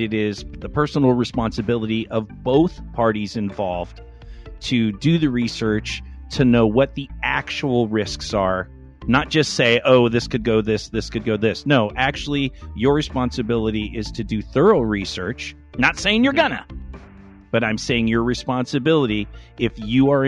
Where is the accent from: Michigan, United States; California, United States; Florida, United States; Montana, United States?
California, United States; Los Angeles; I grew up in Los Angeles in the smog in the 70s.